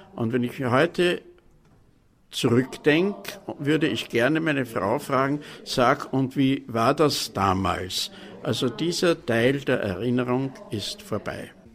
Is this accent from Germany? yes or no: no; Vienna, Austria; born or raised there